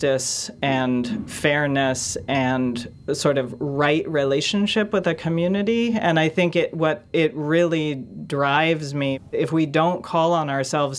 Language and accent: English; Bay Area, California, United States; I had been completely indoctrinated growing up in the Bay Area